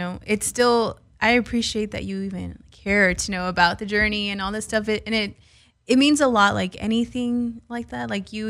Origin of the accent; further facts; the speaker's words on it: California, United States; But I was born and raised in the Valley.